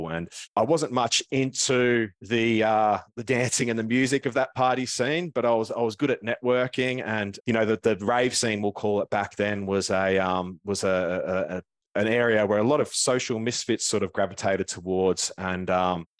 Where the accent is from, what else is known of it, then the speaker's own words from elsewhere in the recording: Melbourne, Victoria, Australia; I was born down in Melbourne. I grew up in the northeast suburbs